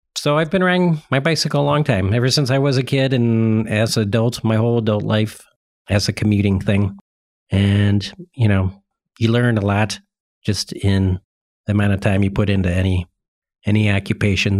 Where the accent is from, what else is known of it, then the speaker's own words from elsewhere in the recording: Cleveland, Ohio, United States; also born or lived in Fort Collins, Colorado / Astoria, Oregon; now in Fayetteville, United States; originally I was born in the Cleveland, Ohio area